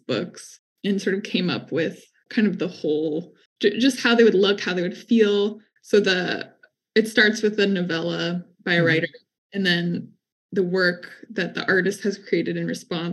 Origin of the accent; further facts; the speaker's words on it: California, United States; as a Californian, reading her in high school